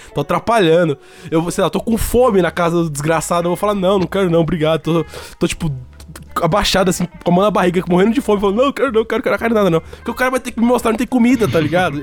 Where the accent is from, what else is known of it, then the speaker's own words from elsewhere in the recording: Brazil; a gente nunca saiu do Brasil